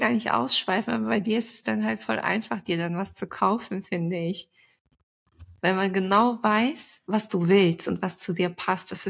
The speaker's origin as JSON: {"language": "German", "country": "Turkey", "said": "surprisingly bin ich nicht so oft auf Hochzeiten als Türkin."}